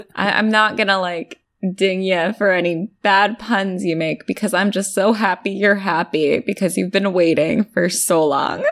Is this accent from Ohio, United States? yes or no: no; California, United States; I'm from California.